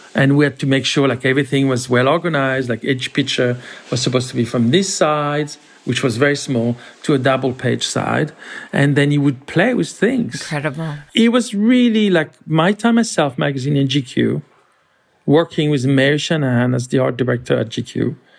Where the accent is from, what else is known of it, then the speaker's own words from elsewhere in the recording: France; moved away as an adult; also born or lived in Paris; now in New York, United States; I grew up in France